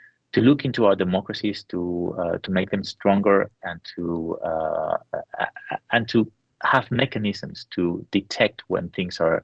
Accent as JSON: {"language": "English", "town": "San Sebastian", "region": "Basque Country", "country": "Spain", "tie": "born or raised there", "said": "my hometown in San Sebastian"}